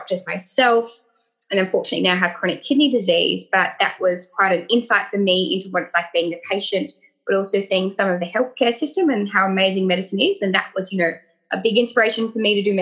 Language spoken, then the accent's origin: English; Tasmania, Australia; now in Sydney, Australia; I'm originally from Tasmania.